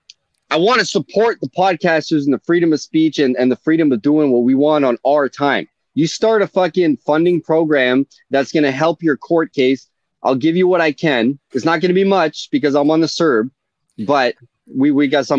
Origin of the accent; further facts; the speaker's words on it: Canada; I'm Canadian